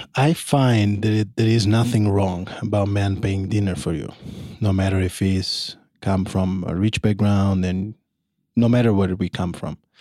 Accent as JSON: {"language": "English", "country": "Italy", "moved": "as an adult", "lives_now": "New York, United States", "said": "after ten years outside Italy"}